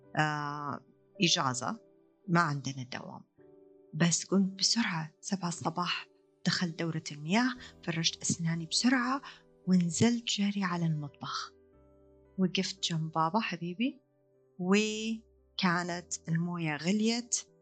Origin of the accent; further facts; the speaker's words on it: Riyadh, Riyadh Province, Saudi Arabia; عندنا في الرياض